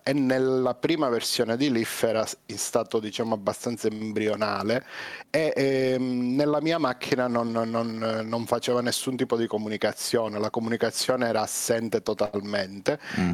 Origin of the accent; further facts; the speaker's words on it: Calabria, Italy; io sono calabrese